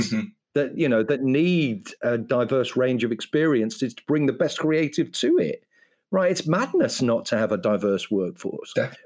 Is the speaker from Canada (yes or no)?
no; Ireland; I'm an Irish person.